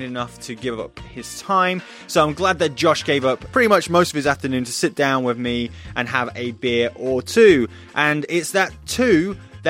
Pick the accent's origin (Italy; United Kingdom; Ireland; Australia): United Kingdom; Nottingham, East Midlands; my hometown of Nottingham